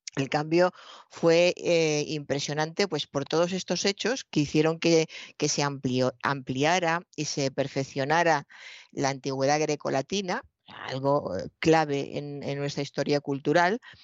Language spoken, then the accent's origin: Spanish; Spain